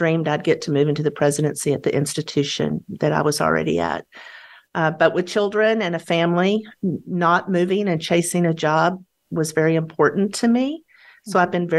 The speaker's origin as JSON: {"language": "English", "region": "Texas", "country": "United States", "said": "As a Texan, I swore I would never live in Houston"}